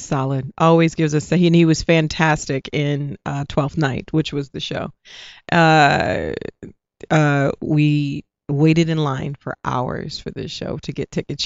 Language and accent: English; New Orleans, Louisiana, United States; moved away as an adult; also born or lived in New York; I'm from New Orleans